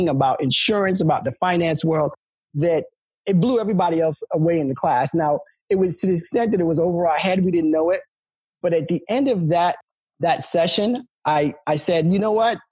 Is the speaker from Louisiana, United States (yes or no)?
no; New York City, New York, United States; moved away as an adult; now in Delaware, United States; I grew up in New York City